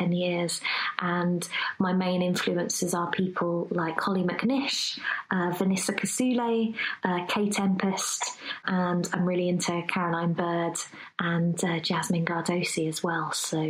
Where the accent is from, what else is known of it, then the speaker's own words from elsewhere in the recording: Wisbech, East of England, United Kingdom; now in Nottingham, United Kingdom; I'm originally from Wisbeach, but I've escaped and now I'm living in the East Midlands in Nottingham.